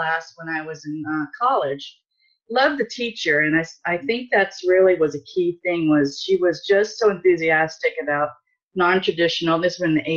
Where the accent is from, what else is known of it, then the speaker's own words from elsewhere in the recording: Southern California, United States; moved away as an adult; I grew up in Southern California